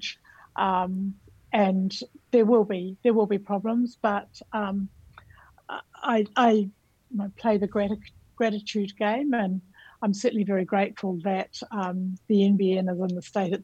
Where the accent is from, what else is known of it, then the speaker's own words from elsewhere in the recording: New Zealand; moved away as an adult; now in Australia; My background is I'm from New Zealand, so I also like to start with the greeting in the language of my country, Aotearoa New Zealand